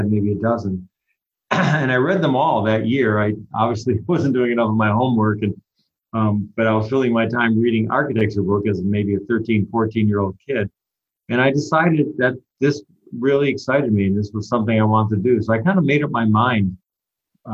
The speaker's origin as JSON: {"language": "English", "area": "Litchfield County", "region": "Connecticut", "country": "United States", "tie": "born or raised there", "said": "I grew up in a small town in Litchfield County, Connecticut"}